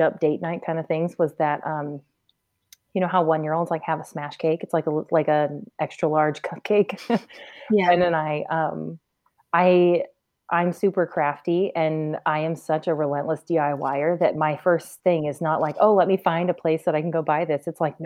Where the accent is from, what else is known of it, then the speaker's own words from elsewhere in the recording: Rockford, Michigan, United States; moved away as an adult; also born or lived in Indianapolis / New Jersey; we're originally from Rockford, Michigan, which is right around Grand Rapids